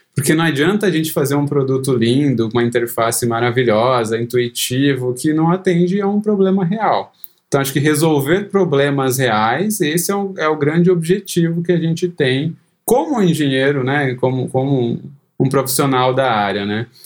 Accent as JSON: {"language": "Portuguese", "town": "Cosmópolis", "region": "São Paulo", "country": "Brazil", "tie": "born or raised there", "also_born_or_lived": "Campinas", "moved": "as an adult", "lives_now": "Chicago, United States", "said": "eu nasci em Campinas, mas sempre morei em Cosmópolis, cidade do interior de São Paulo"}